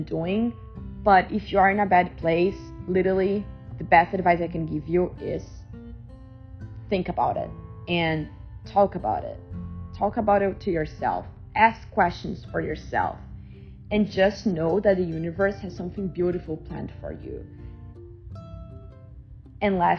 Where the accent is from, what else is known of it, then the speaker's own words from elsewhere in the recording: Brazil; now in United States; My family and I, we don't really celebrate it because we are from Brazil